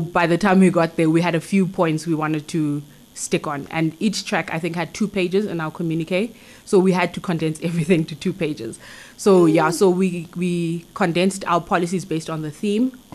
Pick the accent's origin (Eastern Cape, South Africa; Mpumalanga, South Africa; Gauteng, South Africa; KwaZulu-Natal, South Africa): Eastern Cape, South Africa; King William's Town; I grew up in the Eastern Cape in King Williamstown